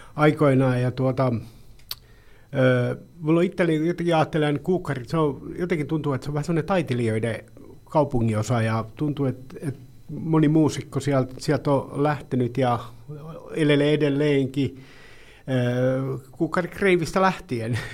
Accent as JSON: {"language": "Finnish", "town": "Pori", "region": "Satakunta", "country": "Finland", "tie": "born or raised there", "said": "Sampola on lapsuuden ja nuoruuden maisema"}